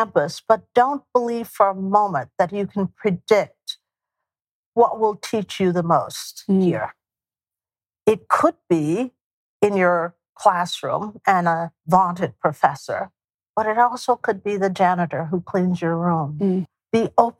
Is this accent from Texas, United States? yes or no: yes; East Texas, United States; also born or lived in Houston, Texas; For those of us from East Texas, Northeast Texas, who moved to Houston, my hometown is North.